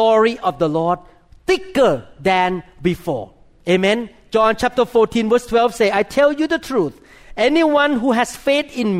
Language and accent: English; Thailand; moved away; I was born in Thailand